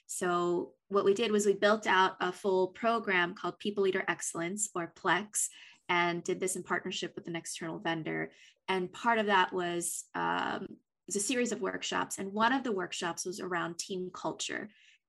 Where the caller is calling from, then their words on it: Los Angeles, California, United States; I am joining you from Los Angeles, sunny Los Angeles.